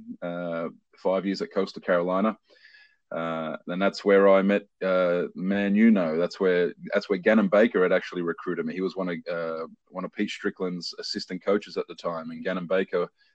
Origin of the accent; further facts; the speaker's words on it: Sydney, New South Wales, Australia; moved away as an adult; also born or lived in Washington, D.C.; I'm an Australian. I was born and raised in Sydney, Australia, to Croatian immigrant parents.